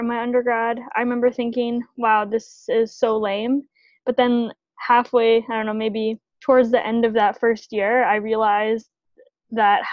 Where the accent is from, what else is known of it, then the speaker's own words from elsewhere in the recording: Winnipeg, Manitoba, Canada; moved away as an adult; now in Toronto, Canada; I'm from Winnipeg, good old Winnipeg, Manitoba